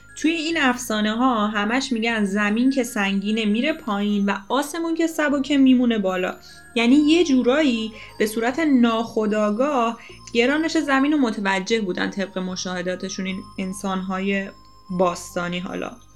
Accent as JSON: {"language": "Persian", "country": "Iran", "said": "سرزمین خودمون ایران وطنم"}